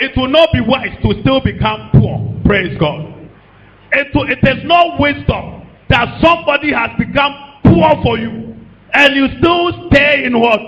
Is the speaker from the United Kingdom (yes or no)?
no; Ghana; I stopped being a Ghanaian